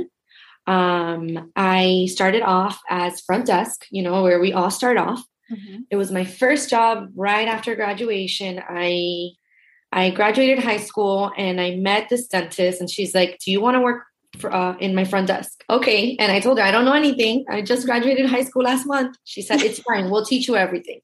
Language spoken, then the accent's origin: English; Miami, Florida, United States; I grew up in Miami. I was born and raised. I still live here.